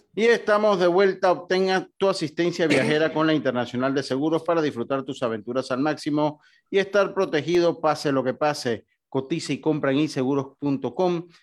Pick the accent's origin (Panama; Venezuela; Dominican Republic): Panama